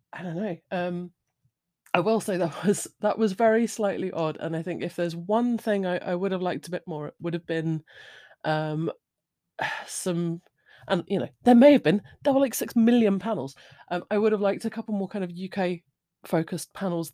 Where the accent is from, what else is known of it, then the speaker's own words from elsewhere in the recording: United Kingdom; I'm British. I'm of a certain age.